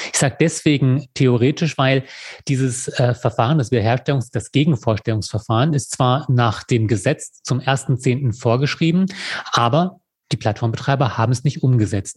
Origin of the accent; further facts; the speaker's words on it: Lower Saxony, Germany; now in Würzburg, Germany; ich gebürtiger Niedersachse bin